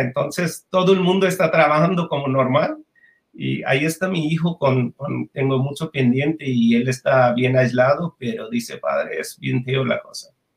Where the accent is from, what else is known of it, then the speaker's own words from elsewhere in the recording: Bangladesh; Spanish is a second language; moved away as an adult; also born or lived in Japan; yo 1985 salgo de Bangladesh a Japón para estudiar.